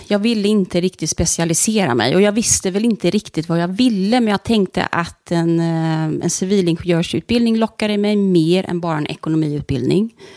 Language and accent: Swedish; Stenungsund, Västra Götaland, Sweden; also born or lived in Ängelholm; Stenungsund är jag uppvuxen. Mm. Föddes i Ängelholm. Men jag är uppvuxen i Stenungsund